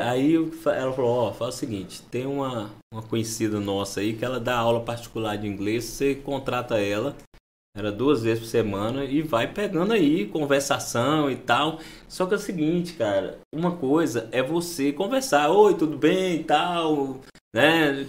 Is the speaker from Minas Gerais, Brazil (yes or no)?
yes; Montes Claros, Minas Gerais, Brazil; moved away as an adult; also born or lived in Viçosa / Netherlands; now in Gurupi, Brazil; eu sou mineiro lá de, do norte de Minas Gerais